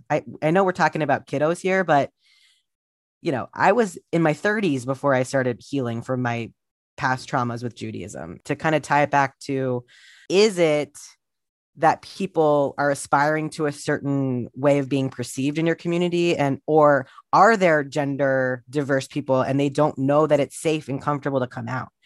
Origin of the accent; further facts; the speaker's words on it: Columbus, Ohio, United States; I grew up in Columbus, Ohio in the eighties and nineties